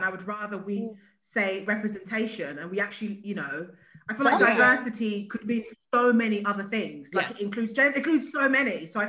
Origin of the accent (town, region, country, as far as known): England, United Kingdom